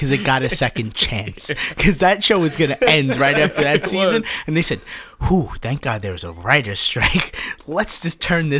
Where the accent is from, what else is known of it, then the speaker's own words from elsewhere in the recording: United States; I grew up in West Cheddar